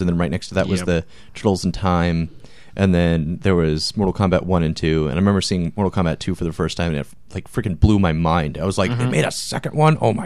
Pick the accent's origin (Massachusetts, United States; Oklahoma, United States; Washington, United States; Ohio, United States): Washington, United States; Marysville; I grew up in Marysville, which is like North Washington